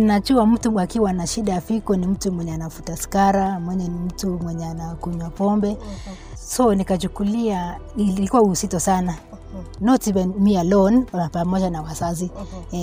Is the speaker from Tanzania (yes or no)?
no; Nandi Hills, Nandi County, Kenya; natoka Nandi Hills upande wa Kipsebo